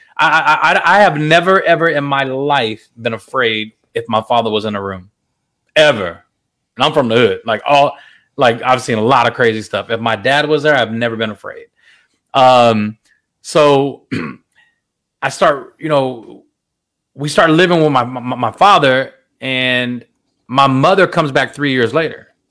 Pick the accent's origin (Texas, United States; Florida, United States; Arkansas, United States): Texas, United States; Fort Worth; also born or lived in San Jose, California; I'm literally born and raised in Fort Worth, Texas